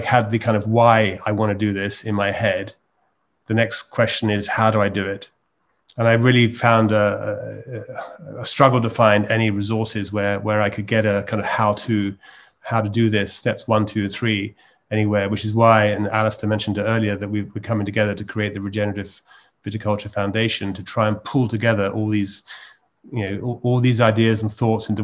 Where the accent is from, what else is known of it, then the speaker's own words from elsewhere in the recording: United Kingdom; moved away as an adult; also born or lived in London; now in Provence, France; I'm a Brit who moved to Provence 12 years ago